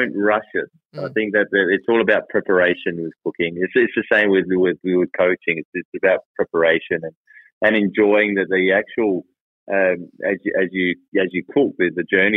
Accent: Australia; As Australian as I am

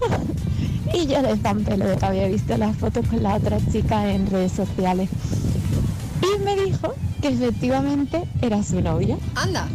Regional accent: Málaga, Andalusia, Spain; yo soy de Málaga

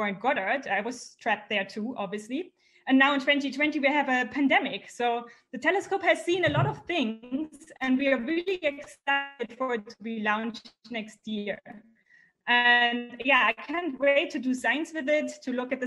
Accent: Germany; I'm from Germany

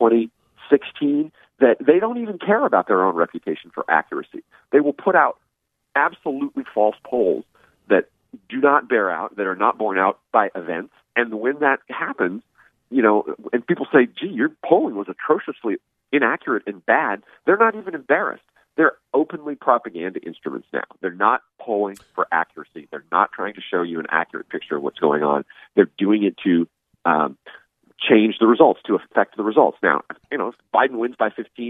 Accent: California, United States; moved away; I'm from California originally, and my ancestors have been in California since they came to the United States in the 19th century

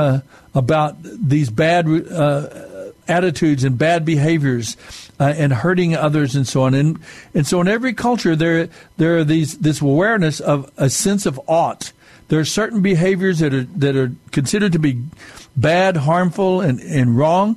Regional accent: Mescalero Apache reservation, southern New Mexico, United States; I'm Native American. I'm Mescalero Apache from the reservation in southern New Mexico

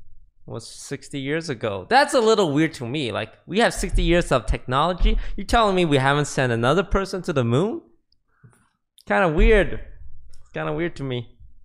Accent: Canada; now in United States; Oh, yeah. I'm Canadian.

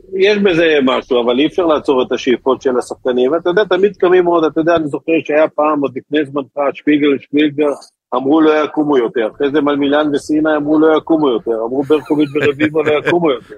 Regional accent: Israel; אני ישראלי

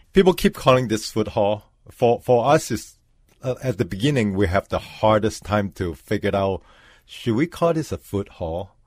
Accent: Hong Kong; now in Minneapolis, United States; I was born in Hong Kong

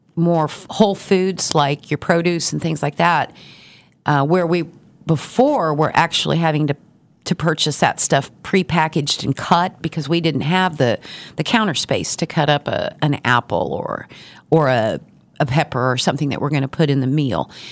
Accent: Garden City, Kansas, United States; now in Wichita, United States; I've been in Wichita for thirty years, but I originally from Garden City

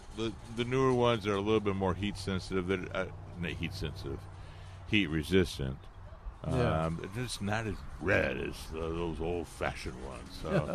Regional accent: Michigan, United States; moved away; we have sandy soil where I grew up in Michigan.

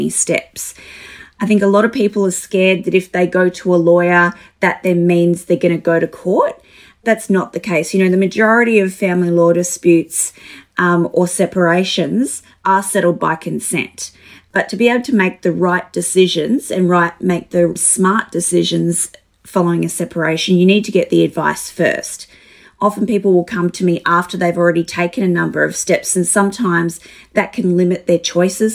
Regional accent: Alice Springs, Northern Territory, Australia; I grew up in Alice Springs, so little small town area

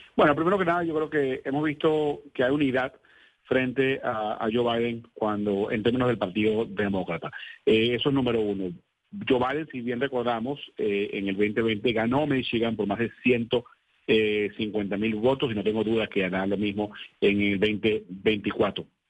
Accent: Venezuela; now in United States; yo soy venezolano

